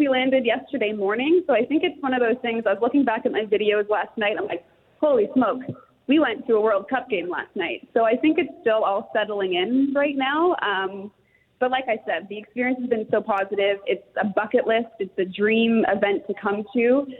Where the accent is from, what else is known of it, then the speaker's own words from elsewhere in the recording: England, United Kingdom; Yeah, well, I was born in England, originally from there